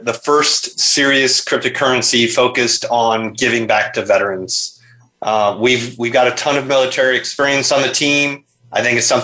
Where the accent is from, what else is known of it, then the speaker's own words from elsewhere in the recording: Nebraska, United States; also born or lived in Minnesota; now in Tampa, United States; I'm originally from Nebraska, later Minnesota, but I've been active duty military going on over 23 years now.